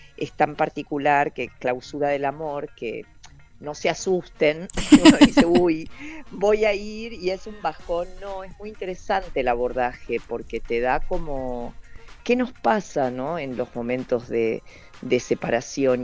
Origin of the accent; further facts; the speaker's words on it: Rosario, Santa Fe, Argentina; now in Buenos Aires, Argentina; yo resido en Buenos Aires, soy rosarina, pero, pero vivo, vivo en Capital